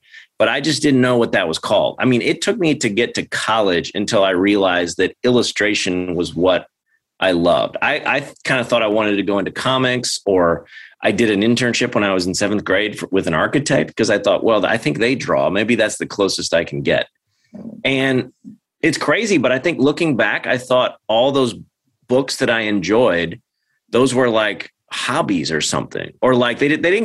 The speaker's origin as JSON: {"language": "English", "town": "St. Louis", "region": "Missouri", "country": "United States", "said": "I'm from St. Louis, and the Cardinals play here."}